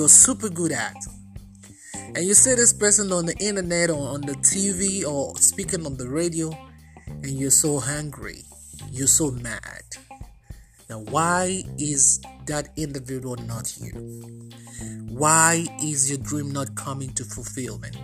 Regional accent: Nigeria; now in United States; I am originally Nigerian. At the moment, I'm also Nigerian American

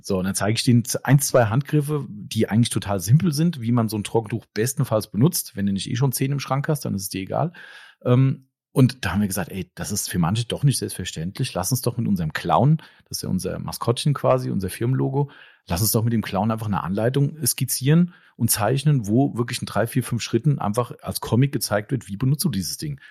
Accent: Germany; bei uns in Deutschland

